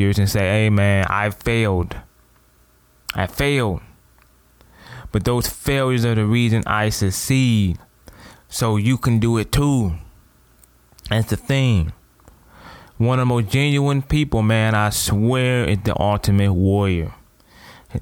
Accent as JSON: {"language": "English", "town": "Toledo", "region": "Ohio", "country": "United States", "said": "I'm from Toledo, Ohio."}